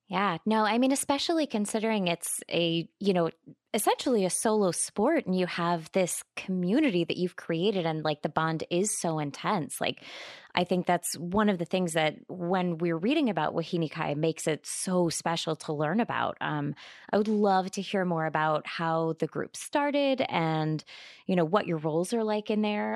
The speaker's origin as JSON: {"language": "English", "region": "California", "country": "United States", "tie": "born or raised there", "said": "I'm from California. I feel like there are very few places that I haven't been, uh, in my home state"}